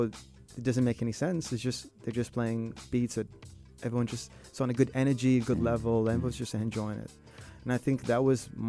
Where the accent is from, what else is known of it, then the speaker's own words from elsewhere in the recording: Sri Lanka; moved away; when I came from Sri Lanka, introduced to pop music, which was